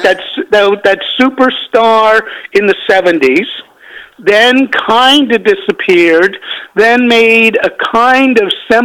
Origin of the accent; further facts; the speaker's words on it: Canada; moved away; Now, I come from Canada